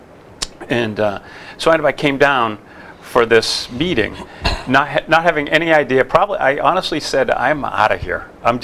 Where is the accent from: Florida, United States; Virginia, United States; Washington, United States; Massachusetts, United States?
Massachusetts, United States; Quincy; moved away as an adult; also born or lived in Sacramento, California; I had a great time growing up in Germantown